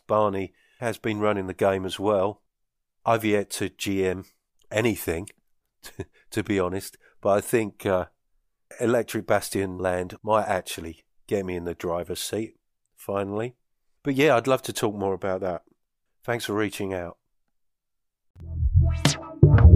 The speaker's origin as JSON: {"language": "English", "area": "South Essex", "region": "East of England", "country": "United Kingdom", "tie": "born or raised there", "moved": "yes", "lives_now": "Northern Scotland, United Kingdom", "said": "In an area where I grew up in South Essex"}